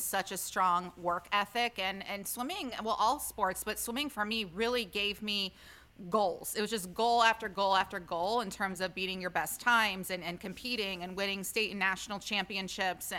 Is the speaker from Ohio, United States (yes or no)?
yes; Ohio, United States; moved away; also born or lived in Pennsylvania / Los Angeles / Chicago; I'm from Ohio, so I know cold.